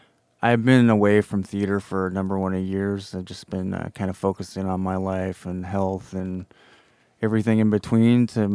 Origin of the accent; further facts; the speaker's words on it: Nevada, United States; I'm half Paiute from Nevada.